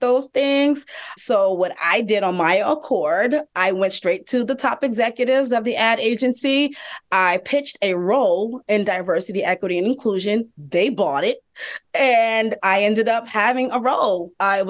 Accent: Hampton, Virginia, United States; also born or lived in New York City; now in Atlanta, United States; I am originally from Hampton, Virginia, and I lived in New York City for about 16 years

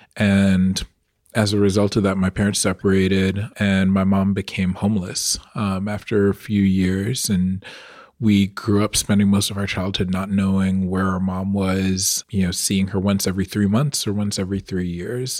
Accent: Long Island, New York, United States; growing up on Long Island

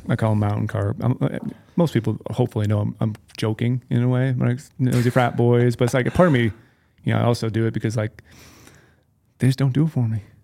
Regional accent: Minnesota, United States; moved away; I grew up in Minnesota

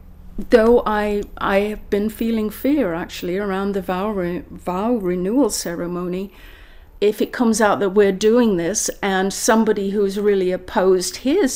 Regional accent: Ireland; now in British Columbia, Canada; I'm Irish

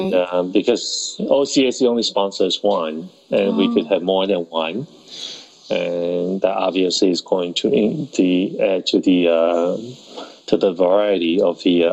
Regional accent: Taiwan; born there; Yeah, I was born in Taiwan.

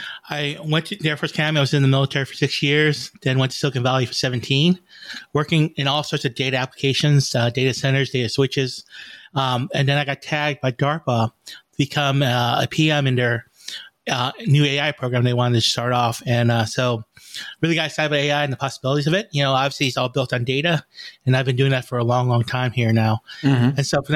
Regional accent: Vietnam; now in United States; I'm an immigrant from Vietnam.

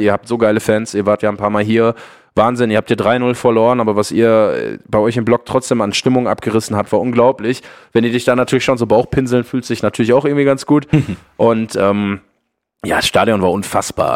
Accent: Ruhr area, North Rhine-Westphalia, Germany; Ich komme aus dem Ruhrgebiet, ich bin Kind des Ruhrgebiets

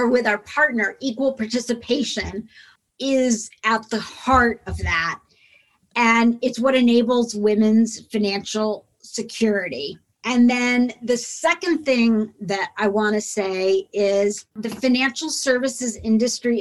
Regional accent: Indiana, United States; I grew up in Indiana

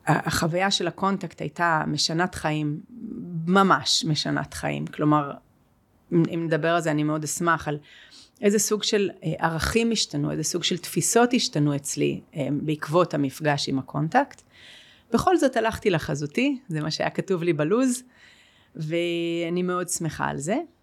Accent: Jerusalem, Jerusalem District, Israel; אני גם גדלתי בירושלים

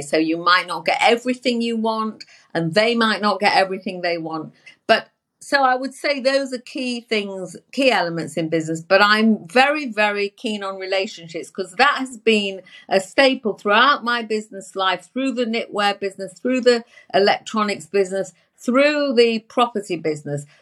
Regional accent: England, United Kingdom; I'm from England, you know. I'm from England

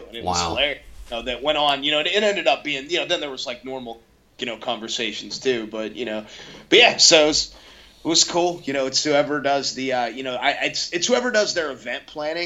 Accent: a few miles north of Blacksville, West Virginia, Pennsylvania side, United States; I grew up, you know, a few miles north of Blacksville, West Virginia on the PA side.

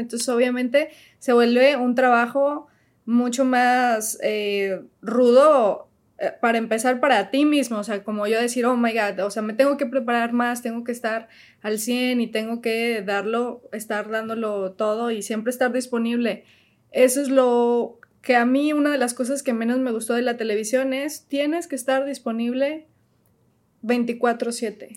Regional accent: León, Guanajuato, Mexico; moved away as an adult; also born or lived in Mexico City; now in United States; Trabajé desde León, porque ahí crecí, eh, en León, Guanajuato

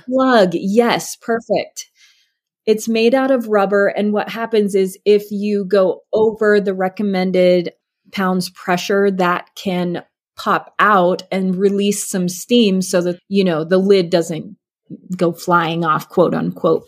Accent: Alaska, United States; I grew up in Alaska

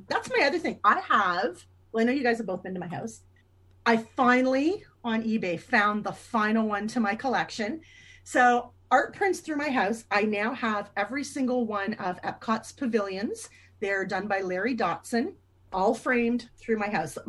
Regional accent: Canada; I'm Canadian.

